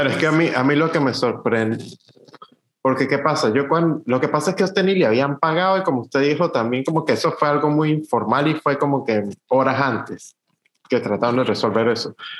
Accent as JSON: {"language": "Spanish", "country": "Venezuela", "moved": "yes", "said": "nosotros como fotógrafos venezolanos"}